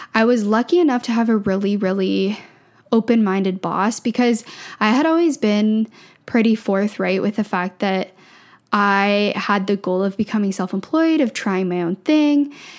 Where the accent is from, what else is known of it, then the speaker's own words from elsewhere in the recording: just outside of Toronto, small town in Ontario, Canada; moved away as an adult; now in Vancouver, Canada; I grew up in Ontario, small town in Ontario, just outside of Toronto